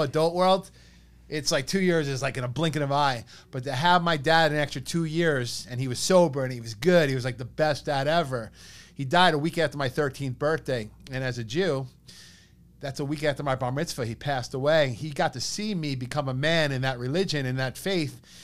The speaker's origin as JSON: {"language": "English", "town": "East Meadow", "region": "New York", "country": "United States", "tie": "born or raised there", "said": "growing up in East Meadow. But like my mom grew up in East Meadow, her parents grew up in East Meadow"}